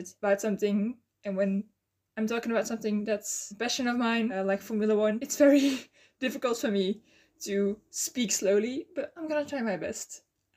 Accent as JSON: {"language": "English", "country": "Belgium", "second_language": "English", "said": "I'm from Belgium"}